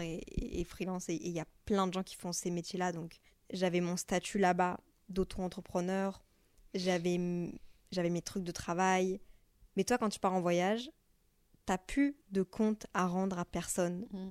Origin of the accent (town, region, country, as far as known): Brussels, Brussels-Capital Region, Belgium; moved away as an adult; also born or lived in Montreal, Canada; now in Paris, France